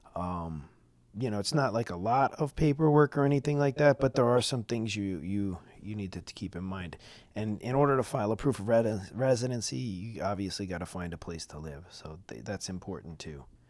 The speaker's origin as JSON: {"language": "English", "town": "New York City", "region": "New York", "country": "United States", "tie": "born or raised there", "moved": "as an adult", "lives_now": "Florida, United States"}